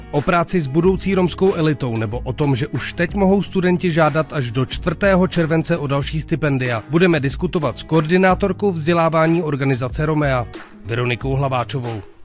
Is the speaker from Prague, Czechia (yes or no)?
yes; Prague, Czechia; já jsem vyrost na Žižkově, mezi Romy